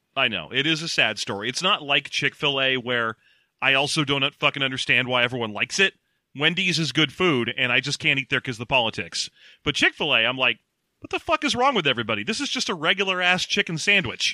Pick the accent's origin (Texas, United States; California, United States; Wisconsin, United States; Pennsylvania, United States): California, United States; we are Californian